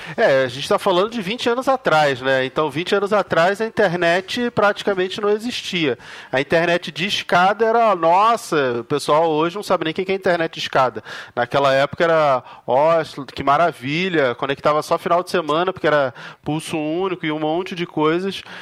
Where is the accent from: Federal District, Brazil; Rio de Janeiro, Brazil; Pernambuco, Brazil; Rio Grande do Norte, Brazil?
Rio de Janeiro, Brazil; now in São Paulo, Brazil; Eu moro em São Paulo hoje, mas eu, eu nasci e fui criado lá no Rio de Janeiro